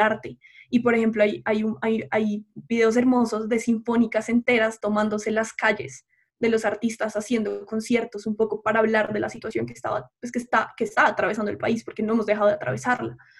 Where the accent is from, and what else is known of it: Colombia